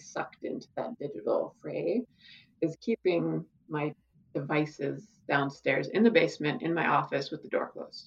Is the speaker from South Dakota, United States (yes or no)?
yes; South Dakota, United States; growing up in South Dakota, my relationship with the prairie, the Great Plains